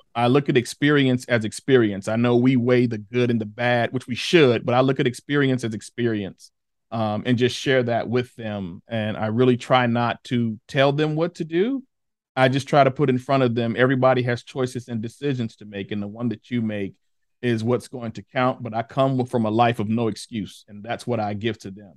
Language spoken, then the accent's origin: English; Chicago, Illinois, United States; born and raised in the Ida B. Wells projects of Chicago